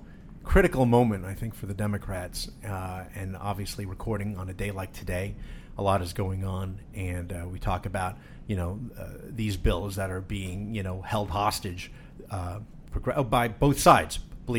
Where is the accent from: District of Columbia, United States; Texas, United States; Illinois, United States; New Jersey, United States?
New Jersey, United States; I'm from New Jersey.